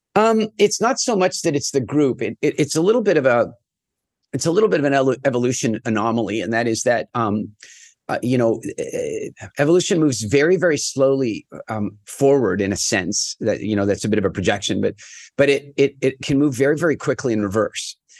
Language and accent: English; Canada; I'm from Canada